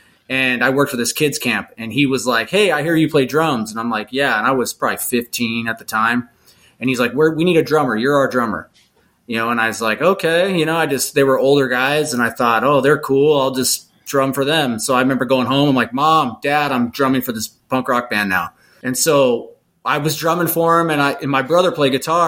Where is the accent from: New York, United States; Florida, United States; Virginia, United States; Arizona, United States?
Arizona, United States; Lake Havasu City; my hometown in Lake Havasu